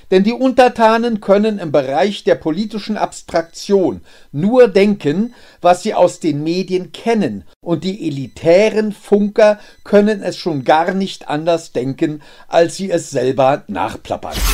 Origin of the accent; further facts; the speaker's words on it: Berlin, Germany; born there; Ich bin in Berlin geboren.